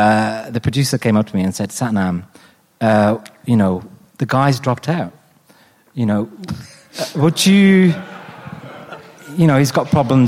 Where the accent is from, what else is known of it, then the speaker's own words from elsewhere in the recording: Wolverhampton, West Midlands, United Kingdom; if you're growing up in Wolverhampton, you don't get many opportunities to work in the media